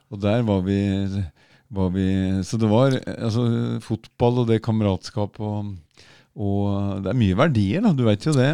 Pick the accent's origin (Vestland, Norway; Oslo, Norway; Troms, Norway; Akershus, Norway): Oslo, Norway; Jeg vokste opp på Kalbakken